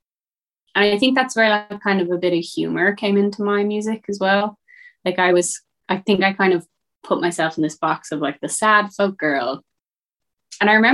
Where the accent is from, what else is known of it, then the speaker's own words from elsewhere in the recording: Westport, Connacht, Ireland; my hometown in Westport